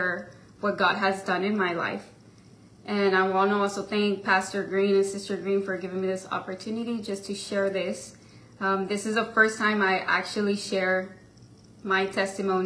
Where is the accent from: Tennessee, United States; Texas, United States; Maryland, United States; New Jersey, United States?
Texas, United States; Mission; also born or lived in McAllen, Texas; at the age of 4, we moved to Mission, Texas, which that's where I grew up all my life